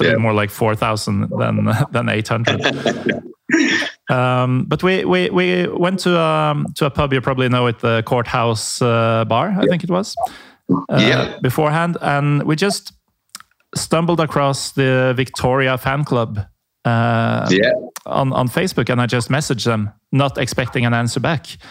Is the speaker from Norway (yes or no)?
yes; Norway; I'm from Norway.